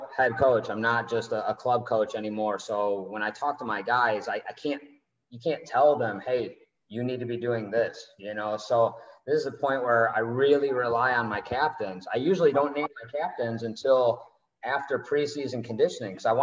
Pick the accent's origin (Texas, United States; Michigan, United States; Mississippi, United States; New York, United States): Michigan, United States; Northville; now in Tampa, United States; I'm from Northville, Michigan